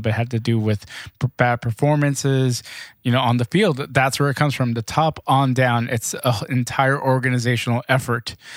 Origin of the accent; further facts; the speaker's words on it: Los Angeles, California, United States; my hometown Lakers